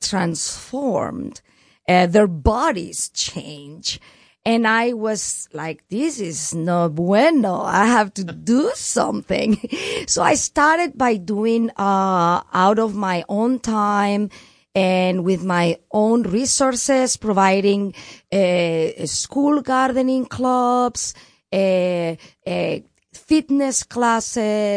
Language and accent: English; Barcelona, Catalonia, Spain; moved away; I'm from Barcelona, which is Catalonia